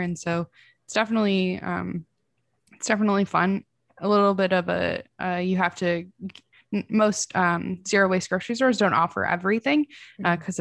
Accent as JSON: {"language": "English", "region": "Midwest", "country": "United States", "said": "I'm from the Midwest."}